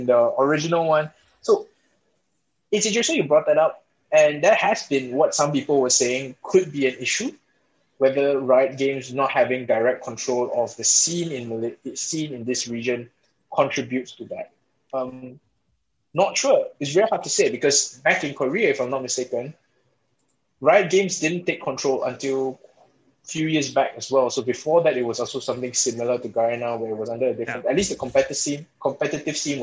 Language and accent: English; Malaysia; as a Malaysian